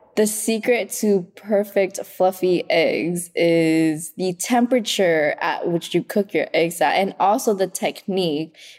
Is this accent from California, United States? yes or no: yes; Oxnard, California, United States; also born or lived in Vietnam; now in Los Angeles, United States; I grew up in Oxnard